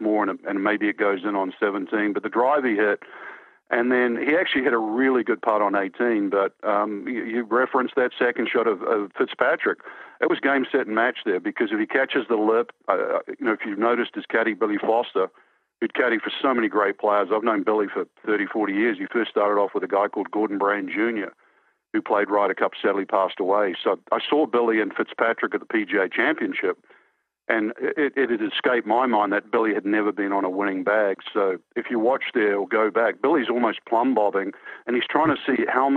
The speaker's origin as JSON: {"language": "English", "country": "New Zealand", "tie": "born or raised there", "said": "I grew up in New Zealand"}